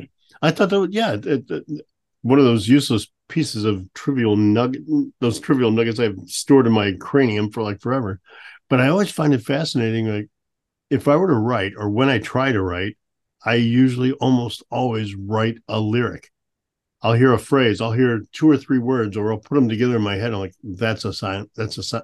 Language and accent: English; St. Louis, Missouri, United States; also born or lived in Vermont; now in Billings, United States; Growing up in St. Louis